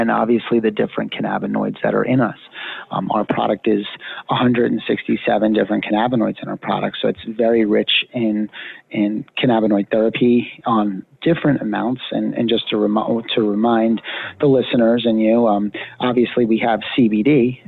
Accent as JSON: {"language": "English", "region": "Pennsylvania", "country": "United States", "moved": "yes", "said": "I'm actually from Pennsylvania originally."}